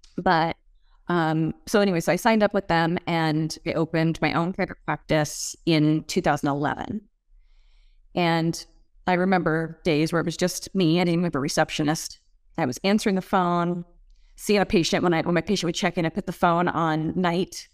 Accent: Moscow, Idaho, United States; moved away; I grew up in Moscow, Idaho.

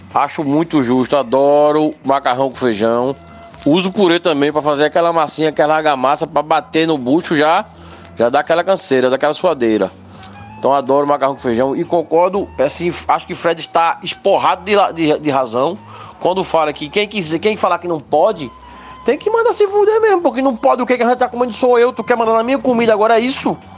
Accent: Mata Setentrional, Pernambuco, Brazil; naquela região onde eu cresci, velho. Porque o povo ali daquela área do, do, do da Setentrional, Carpina, Ponjadinho, Orobó, João Alfredo, Machado, Tuparetama, é, das Almas, Passira

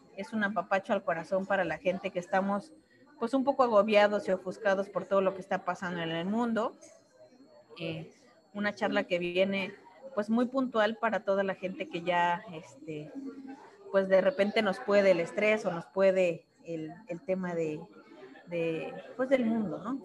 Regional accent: Mexico; somos muy protocolarios los mexicanos

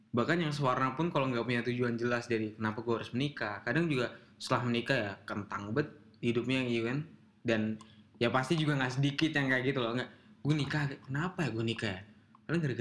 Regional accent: East Java, Indonesia; Jawa Timur gua.

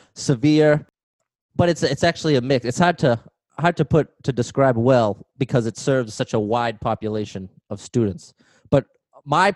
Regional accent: Haverhill, Massachusetts, United States; also born or lived in Methuen, Massachusetts; I'm actually from Haverhill, Massachusetts, but now I'm working in Methuen, Massachusetts

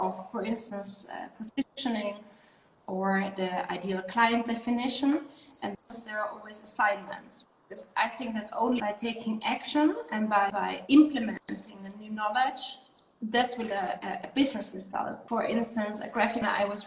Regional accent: Netherlands; I'm originally from the Netherlands

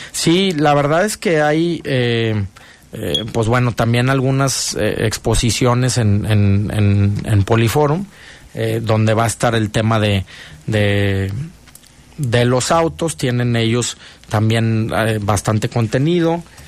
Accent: León, Guanajuato, Mexico; como buen eh, leonés y guanajuatense

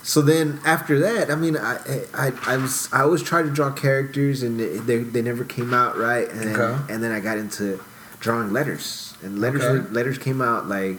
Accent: Houston, Texas, United States; I grew up in Houston. I grew up I lived in the South Side. I went to school in Montrose and River Oaks

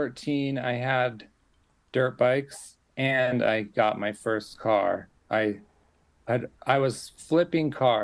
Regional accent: Los Angeles, California, United States; moved away as an adult; also born or lived in Logan, Utah; now in Utah, United States; I grew up in Logan, Utah. And when I was 7 or so, my parents moved to California

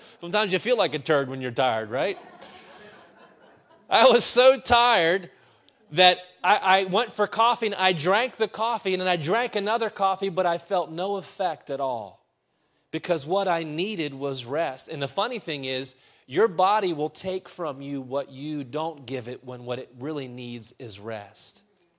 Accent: Reynoldsdale, Pennsylvania, United States; my mom still had the house that we grew up in Reynoldsdale, Pennsylvania.

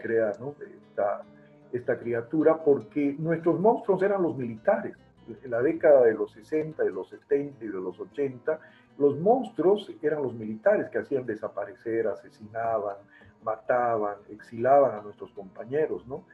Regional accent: La Paz, Bolivia; also born or lived in Santa Ana del Yacuma, Beni, Bolivia; me crié en la ciudad de La Paz, la ciudad de La Paz me crió más bien a mí

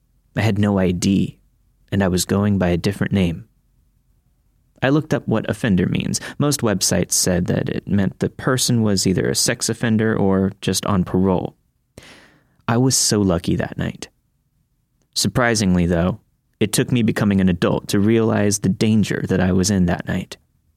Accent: Florida, United States; I grew up in Florida, so I wasn't used to seeing piles of autumn leaves.

